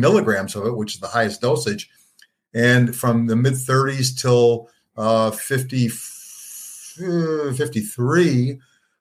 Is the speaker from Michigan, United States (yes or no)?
yes; Detroit, Michigan, United States; I grew up in Detroit, moved in eighth grade to the suburbs